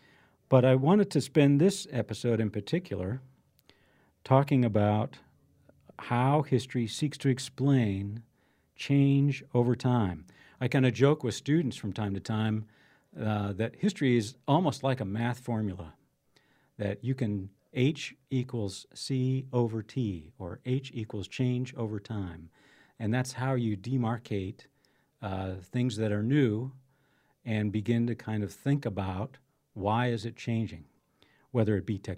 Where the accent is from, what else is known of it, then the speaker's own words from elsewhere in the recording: De Smet, South Dakota, United States; I grew up here in South Dakota, one of the South Dakota's more historical towns, DeSmet. Graduated from high school there, went to SDSU, and then went in the Air Force.